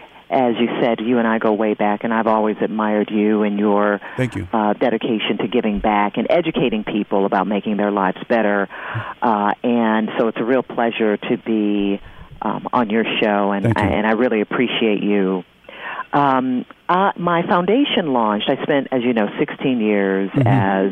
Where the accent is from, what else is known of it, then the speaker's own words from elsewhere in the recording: Detroit, Michigan, United States; we did our first human trafficking event in Detroit, my hometown.